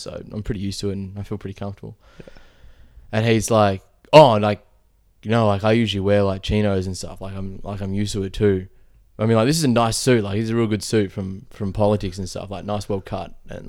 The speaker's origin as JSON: {"language": "English", "town": "Melbourne", "region": "Victoria", "country": "Australia", "said": "I'm from Melbourne. Whereabouts in Melbourne? Oh, Flemington. I'm like, oh, fuck, me too."}